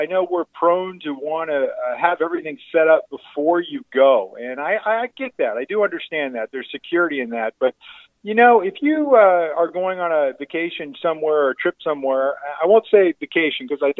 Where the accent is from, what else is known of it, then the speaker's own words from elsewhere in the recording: Michigan area, United States; I'm from the Michigan area